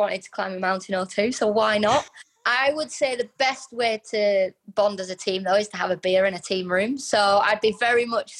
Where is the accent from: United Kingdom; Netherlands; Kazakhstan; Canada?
United Kingdom; Manchester, North West England; You know, I'm born and bred in Manchester. This is where I live. This is where, you know, I've been brought up.